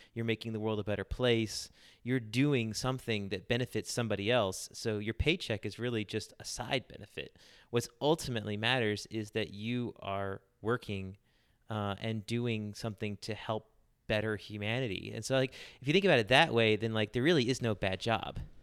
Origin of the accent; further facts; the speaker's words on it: Charlotte, North Carolina, United States; I'm from Charlotte, North Carolina, pretty much my whole life.